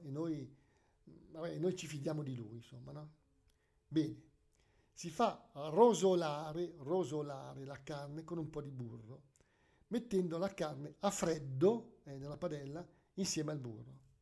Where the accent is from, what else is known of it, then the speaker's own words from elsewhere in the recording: Lombardy, Italy; Noi siamo, siamo lombardi